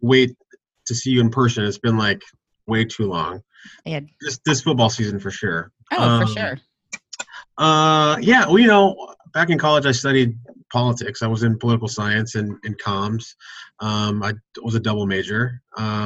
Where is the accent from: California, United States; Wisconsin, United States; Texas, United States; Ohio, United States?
Texas, United States; Austin; moved away; Ended up working at City Hall for a city council member back in my hometown of Austin